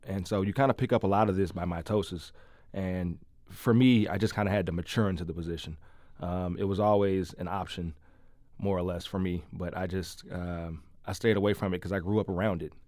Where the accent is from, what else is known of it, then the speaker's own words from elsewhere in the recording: St. Louis, Missouri, United States; I grew up in the loop in the West End in Dogtown